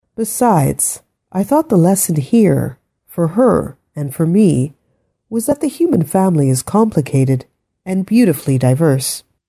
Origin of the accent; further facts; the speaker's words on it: Ottawa, Ontario, Canada; We are actually all born here, I said. We're from Ottawa